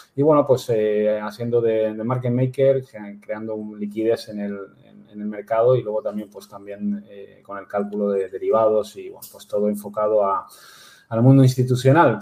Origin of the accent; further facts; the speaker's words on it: Canary Islands, Spain; yo soy nacido en Canarias, o sea que podría decir que yo me siento canario